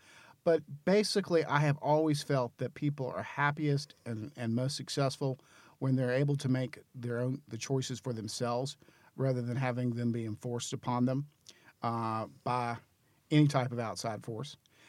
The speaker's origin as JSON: {"language": "English", "town": "Greensboro", "region": "North Carolina", "country": "United States", "tie": "born or raised there", "also_born_or_lived": "Clemson, South Carolina / Washington / Charlotte, North Carolina", "moved": "as an adult", "lives_now": "Raleigh, United States", "said": "I grew up in Greensboro. Lived there most of my life, with the short exception of going to college at Clemson, and then down then in Washington for a while. I moved to Charlotte and lived there for about"}